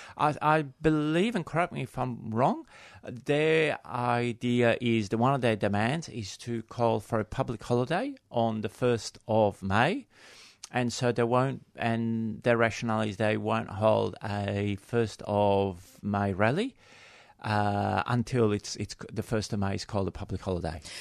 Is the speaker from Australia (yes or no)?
yes; Australia; we are Australian